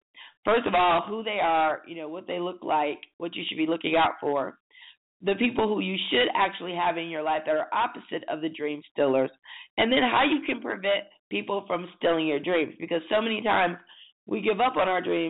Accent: Michigan, United States; now in Atlanta, United States; I'm from Michigan, so, you know, we have pretty harsh winters. And driving in the snow was like second nature. And you didn't miss school

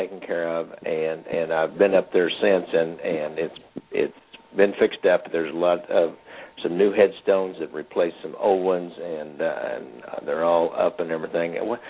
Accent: Plattsburg, Missouri, United States; back in my hometown, and as we always called it, growing up, the colored cemetery, and it was right next to the white cemetery. The white cemetery was divided into the Protestant and the Catholic sections, and then there was where all the African Americans that lived in Plattsburgh, Missouri, were buried.

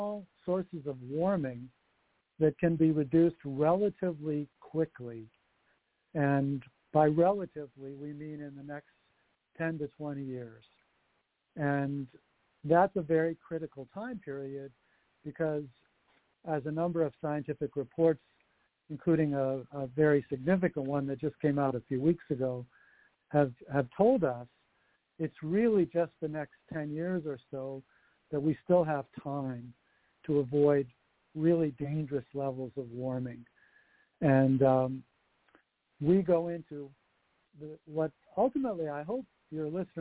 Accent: Detroit, Michigan, United States; I'm actually from Detroit, so the Motown sound is very near and dear to me, too.

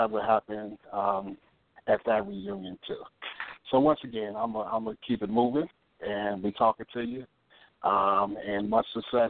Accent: Chicago, Illinois, United States; growing up in South Shore

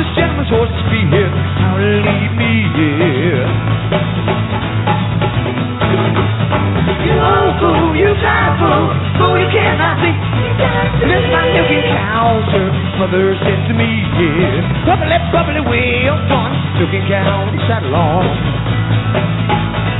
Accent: East Tennessee Mountains, United States; we're from the East Tennessee Mountains, which is right over the ridge over there

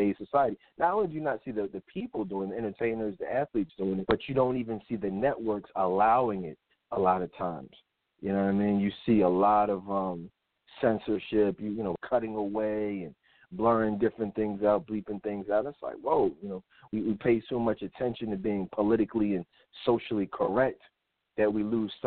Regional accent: Philadelphia, Pennsylvania, United States; I'm from Philly. I've lived in Philadelphia my whole life

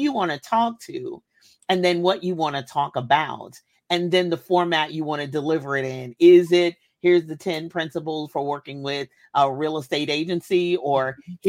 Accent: Kentucky, United States; I was born in Kentucky

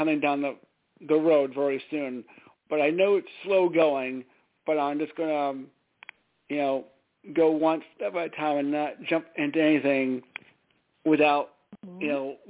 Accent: Larchmont, New York, United States; now in Stamford, United States; It's my hometown. It's in a town in New York called Larchmont, oddly enough. It's about 20 miles from Midtown Manhattan.

